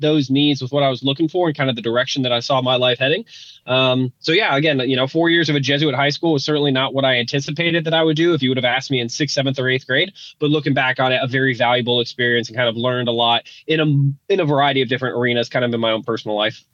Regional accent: Denver, Colorado, United States; my my district school growing up in Denver

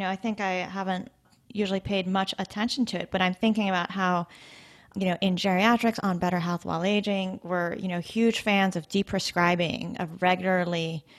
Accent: Arizona, United States; moved away; I grew up in Arizona, right? So we were kind of famous for having people from northern states come during the wintertime.

